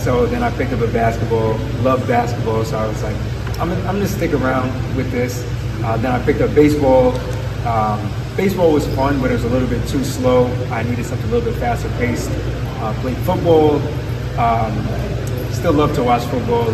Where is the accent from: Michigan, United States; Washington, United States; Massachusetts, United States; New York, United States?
New York, United States; I'm from New York